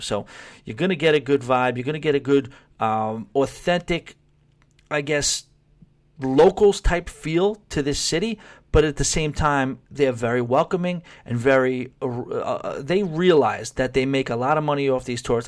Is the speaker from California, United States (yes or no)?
no; New York City, New York, United States; I'm from New York City, and I worked in uh, you know Rockefeller Center for a while